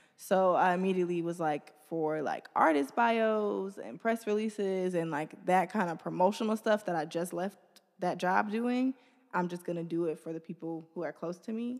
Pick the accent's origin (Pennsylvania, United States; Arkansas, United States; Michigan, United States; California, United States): Michigan, United States; Detroit; I'm from the east side. I grew up first on Maiden.